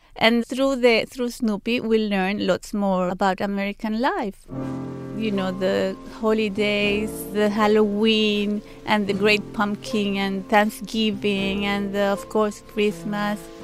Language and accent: English; Panama; English is a second language; moved away as an adult; also born or lived in London, United Kingdom